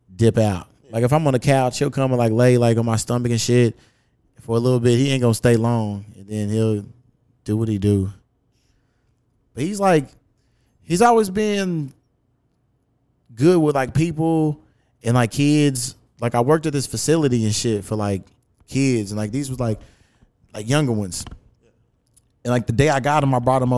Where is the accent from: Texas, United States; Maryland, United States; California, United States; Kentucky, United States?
Kentucky, United States; Louisville; the hood where I grew up out in Newburgh